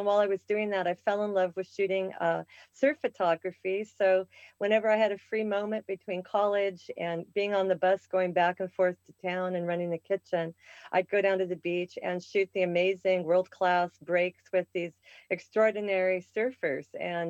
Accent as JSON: {"language": "English", "town": "Portland", "region": "Oregon", "country": "United States", "tie": "born or raised there", "also_born_or_lived": "Seattle, Washington / Lake Oswego, Oregon / Honolulu, Hawaii / North Shore, Oahu", "said": "Okay, well, I was born in Seattle, Washington, and we moved to Portland when I was 7 and graduated there in Lake Oswego."}